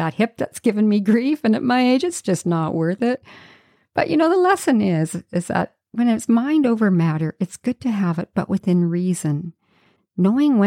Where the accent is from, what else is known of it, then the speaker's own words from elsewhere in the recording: Yukon, Canada; now in Vancouver Island, Canada; I grew up in the Yukon